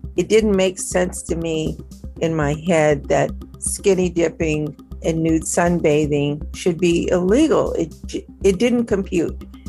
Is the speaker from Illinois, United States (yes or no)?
no; Minnesota, United States; Minnesota, where I'm from